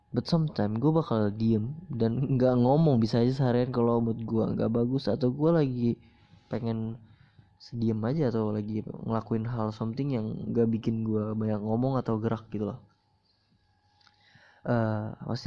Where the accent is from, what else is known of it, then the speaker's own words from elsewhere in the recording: Banjarmasin, South Kalimantan, Indonesia; born there; Gue dilahirkan di Banjarmasin pada, tang pada tanggal 20 Mei tahun 2003.